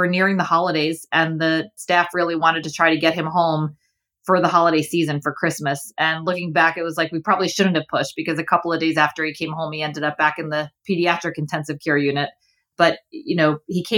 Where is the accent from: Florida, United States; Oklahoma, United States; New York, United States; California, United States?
New York, United States; New York City; also born or lived in Boston / Ohio; I grew up in Flushing, Queens, and now live in Manhattan. I've been in New York my whole life